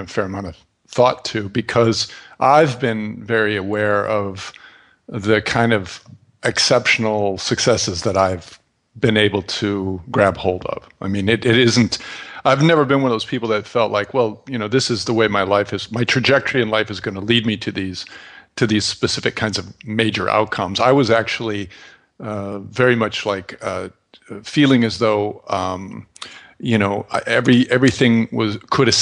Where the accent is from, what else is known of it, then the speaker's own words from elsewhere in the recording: St. Cloud, Minnesota, United States; moved away; I grew up in St. Cloud, Minnesota